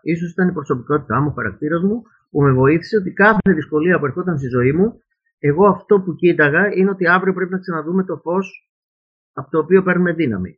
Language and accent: Greek; Piraeus, Attica, Greece; Εγώ γεννήθηκα στον Πειραιά, στο κέντρο-κέντρο του Πειραιά, πίσω ακριβώς από το Δημοτικό Θέατρο